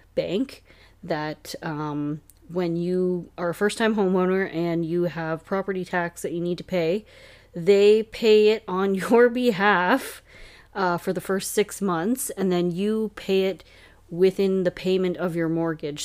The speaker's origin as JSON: {"language": "English", "town": "Hamilton", "region": "Ontario", "country": "Canada", "lives_now": "Cayuga, Canada", "said": "we are both from Hamilton"}